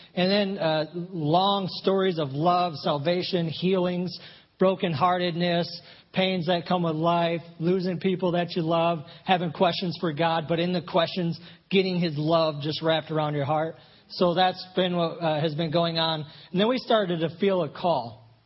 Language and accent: English; Flint, Michigan, United States; moved away as an adult; my wife and I grew up in Flint, Michigan